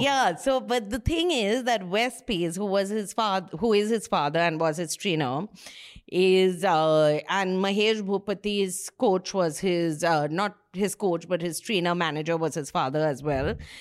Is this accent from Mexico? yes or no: no; Kolkata, West Bengal, India; he's from my school